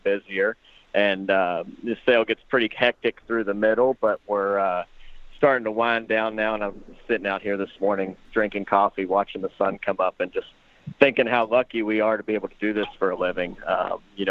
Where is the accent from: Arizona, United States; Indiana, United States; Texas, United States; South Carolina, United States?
Indiana, United States; southern; also born or lived in Louisville, Kentucky; I was born in Louisville, grew up in southern Indiana